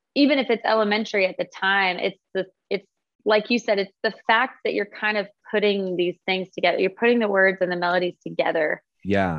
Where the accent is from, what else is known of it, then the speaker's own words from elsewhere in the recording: Fort Collins, Colorado, United States; I'm from Fort Collins, Colorado